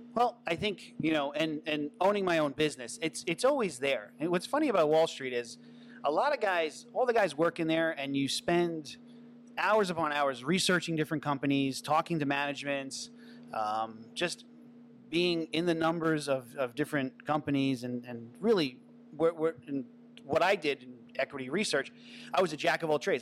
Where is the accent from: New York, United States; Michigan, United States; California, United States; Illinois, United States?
New York, United States; Long Island; also born or lived in Manhattan, New York / New Rochelle, New York; now in City Island, Bronx, United States; I grew up in Long Island, New York